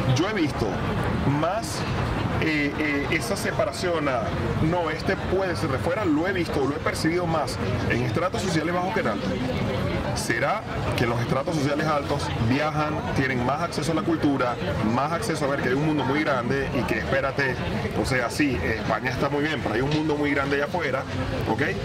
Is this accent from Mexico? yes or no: no; Venezuela; now in Spain; los venezolanos, no accedemos a puestos de alta responsabilidad